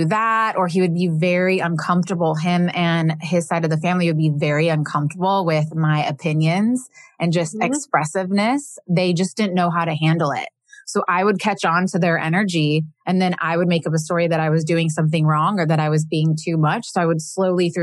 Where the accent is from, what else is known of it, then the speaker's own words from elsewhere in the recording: Midwest, United States; I grew up in the Midwest